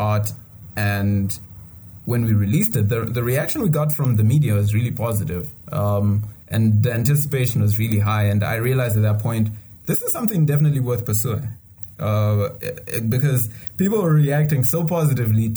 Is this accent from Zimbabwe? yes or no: yes; Zimbabwe; you say Zimbabwe